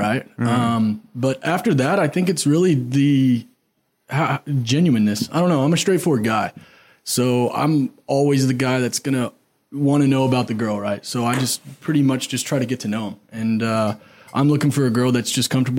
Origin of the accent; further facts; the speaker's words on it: Argyle, Texas, United States; I grew up in Argyle and, went to school at University of North Texas